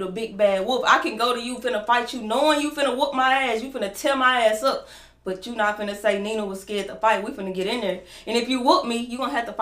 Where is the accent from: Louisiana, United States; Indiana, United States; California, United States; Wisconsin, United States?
Louisiana, United States; Winnsboro; moved away as an adult; also born or lived in Monroe, Louisiana; now in Dallas, United States; I'm from, well, I'm born in Murrah, Louisiana, raised in Winsboro, Louisiana